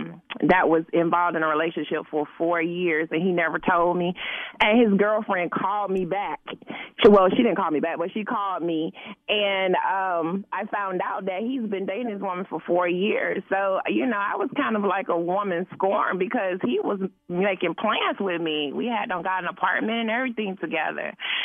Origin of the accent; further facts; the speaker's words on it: Georgia, United States; so don't get mad at me, because I'm from Georgia, so, you know, I got to root for my Falcons team.